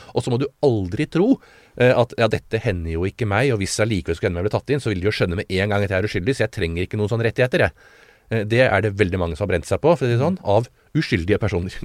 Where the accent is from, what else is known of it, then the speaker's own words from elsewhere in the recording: Oslo, Norway; født, på, på Smestad og beveget meg rundt på Smestad i uh, Oslo gjennom alle år